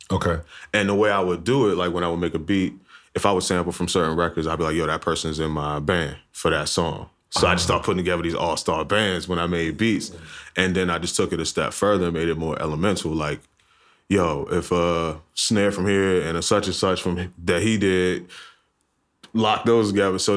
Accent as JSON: {"language": "English", "town": "Alexandria", "region": "Virginia", "country": "United States", "also_born_or_lived": "Baltimore, Maryland / Atlanta", "moved": "yes", "said": "because I'm from Alexandria, Virginia."}